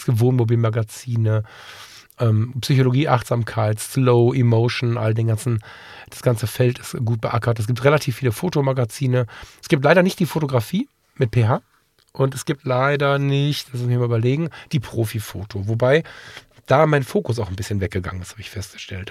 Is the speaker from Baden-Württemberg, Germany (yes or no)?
no; Ratingen, North Rhine-Westphalia, Germany; einer freien evangelischen Gemeinde bei uns in Ratingen. Das ist eine Gemeinde, der ich seit der Kindheit verbunden bin